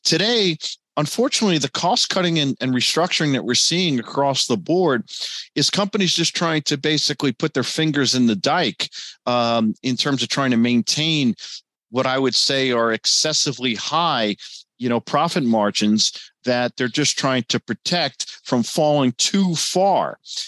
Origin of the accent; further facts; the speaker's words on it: United States; as an American